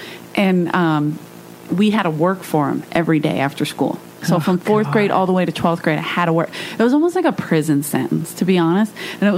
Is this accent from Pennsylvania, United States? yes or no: yes; Philadelphia, Pennsylvania, United States; moved away as an adult; now in Los Angeles, United States; I grew up in South Philly.